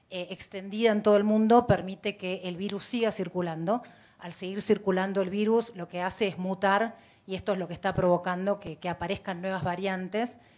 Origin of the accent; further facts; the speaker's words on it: Mexico; Yo soy mexicana, más concreta.